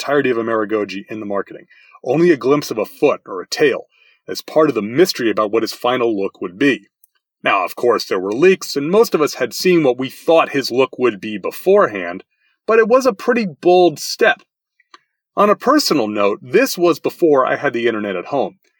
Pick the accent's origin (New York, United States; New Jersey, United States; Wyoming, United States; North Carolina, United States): New York, United States; as a New Yorker by birth